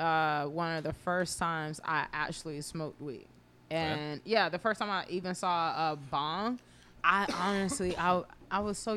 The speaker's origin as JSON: {"language": "English", "region": "Georgia", "country": "United States", "tie": "born or raised there", "moved": "as an adult", "lives_now": "Hawaii, United States", "said": "Now, I'm 16 from Georgia, country ass town. We got deers and cows and shit."}